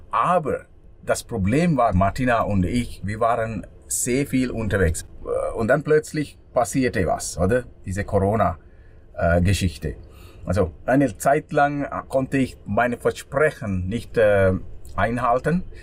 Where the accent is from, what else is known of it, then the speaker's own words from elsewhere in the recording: Sri Lanka; German is a second language; now in Switzerland; weil ich bin äh, in Sri Lanka aufgewachsen.